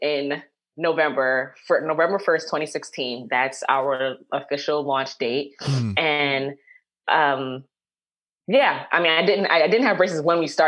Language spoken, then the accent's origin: English; New York City, New York, United States; I'm from Co-op City, the Bronx